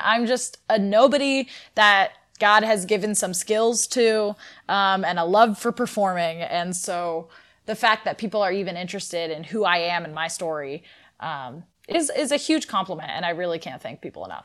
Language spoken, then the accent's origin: English; Northern California, United States; I am from Northern California